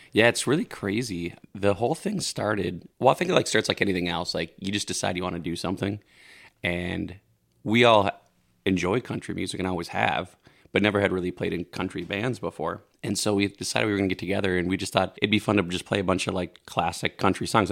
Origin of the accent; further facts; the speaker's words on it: St. Cloud, Minnesota, United States; moved away as an adult; now in Woodbury, United States; I'm from St. Cloud originally